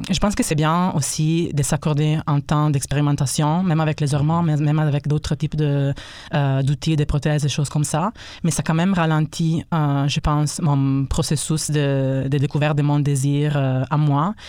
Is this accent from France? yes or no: no; Italy; first language Italian; French is a second language; now in Quebec, Canada; je suis italien